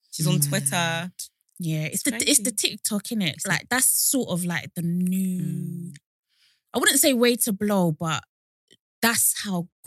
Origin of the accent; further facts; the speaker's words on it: London, United Kingdom; now in Essex, United Kingdom; I'm from Essex